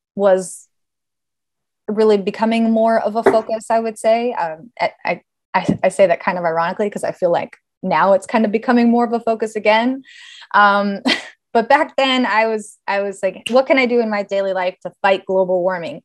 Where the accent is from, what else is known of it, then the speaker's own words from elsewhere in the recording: Los Angeles, California, United States; also born or lived in Davis, California; I born and raised in Los Angeles, uh, in the San Fernando Valley